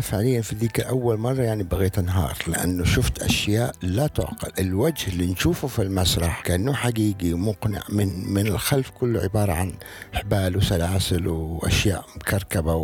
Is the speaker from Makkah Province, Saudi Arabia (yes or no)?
no; Eastern Province, Saudi Arabia; moved away; also born or lived in Riyadh / Jeddah; انا من اهل الشرقيه كنت والرياض بس لما جيت على جده